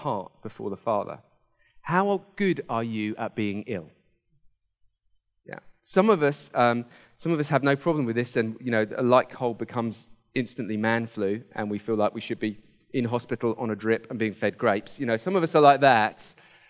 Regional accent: Hampshire, South East England, United Kingdom; I grew up in Hampshire

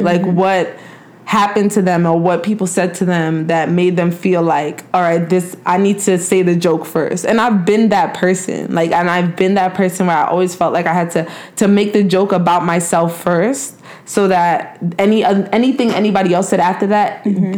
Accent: New York, United States; moved away; also born or lived in New Jersey; I grew up in New York

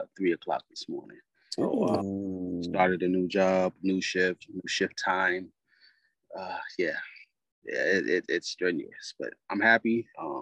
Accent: Charleston, South Carolina, United States; also born or lived in Goose Creek, South Carolina; I am from Charleston, South Carolina, by way of Goose Creek

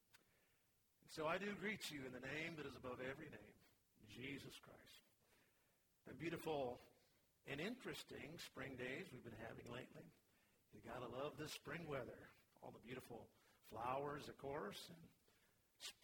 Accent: Vancouver, Washington, United States; When I was born, he had just become a pastor, actually started a church in Vancouver, Washington. I literally grew up in church

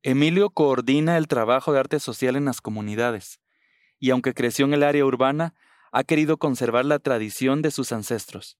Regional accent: Guatemala; soy guatemalteco

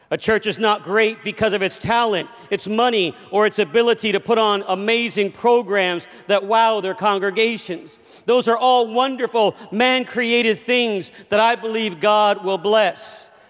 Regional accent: Los Angeles, California, United States; I grew up in Los Angeles, California

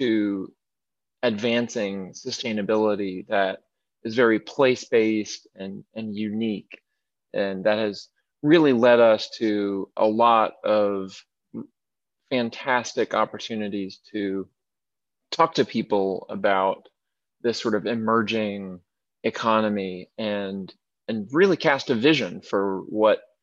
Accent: Greeneville, Tennessee, United States; moved away as an adult; also born or lived in Knoxville, Tennessee / Washington, District of Columbia, United States; now in Chattanooga, United States; I grew up in Greenville, Tennessee, in Northeast Tennessee

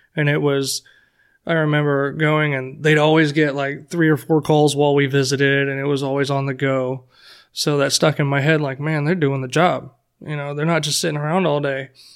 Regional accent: Florida, United States; I'm basically a Florida boy. I grew up in Florida for as far as I can remember.

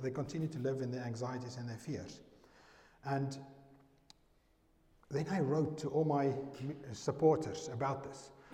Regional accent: South Africa; I'm from South Africa

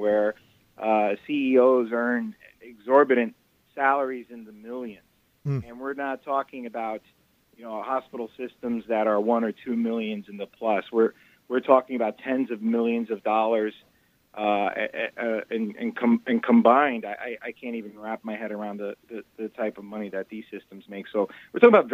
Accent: Yonkers, New York, United States; my hometown of Yonkers, New York

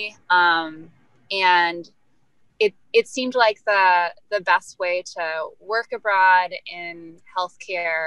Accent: Kentucky, United States; also born or lived in Benin; now in Detroit, United States; I grew up in Kentucky

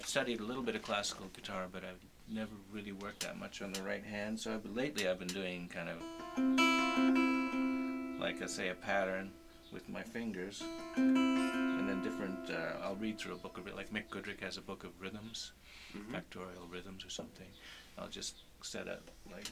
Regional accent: Sudbury, Ontario, Canada; I grew up in Sudbury

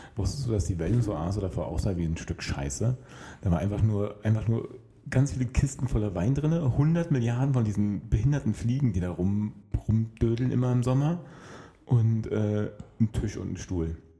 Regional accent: Berlin, Germany; mich als Berliner

